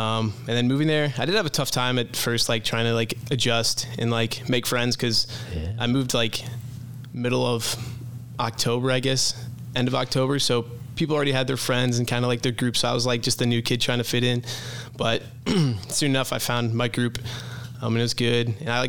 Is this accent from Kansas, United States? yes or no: no; Moline, Illinois, United States; moved away as an adult; also born or lived in China; now in Nashville, United States; I'm originally from Moline, Illinois. So that's like 3 hours west of Chicago on the border of Iowa, right on the Mississippi River. And then actually when I was in first grade, my family actually moved to China for 3 years.